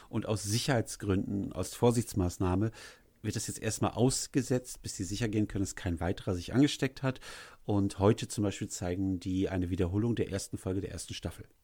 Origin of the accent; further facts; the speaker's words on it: Leverkusen, North Rhine-Westphalia, Germany; born there; ich bin ja, ich bin ja gebürtiger Leverkusen